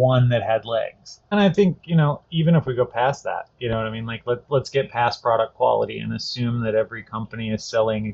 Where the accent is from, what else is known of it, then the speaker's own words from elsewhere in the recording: Virginia, United States; my home state, and where I live now is Virginia